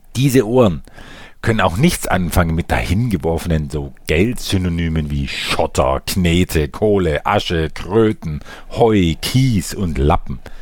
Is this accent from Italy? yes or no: no; Germany; bei uns in Deutschland